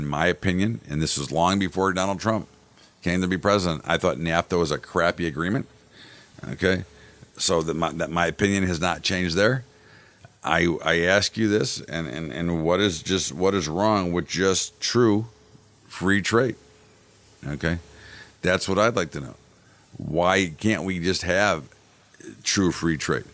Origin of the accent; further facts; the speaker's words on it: United States; I'm an American